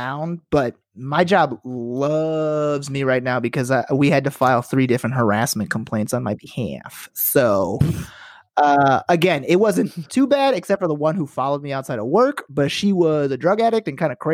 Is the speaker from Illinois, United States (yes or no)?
yes; Chicago, Illinois, United States; moved away; I'm from Chicago